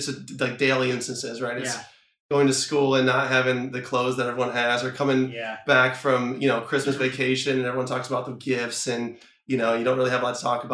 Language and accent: English; Ohio, United States; I grew up in Ohio